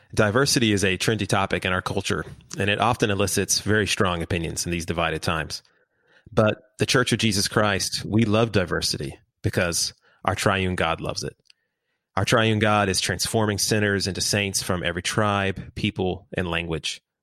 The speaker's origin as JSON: {"language": "English", "town": "Houston", "region": "Texas", "country": "United States", "tie": "born or raised there", "said": "I'm I'm in Houston. I lived in mm-hmm. Houston my whole. I've been here my whole life."}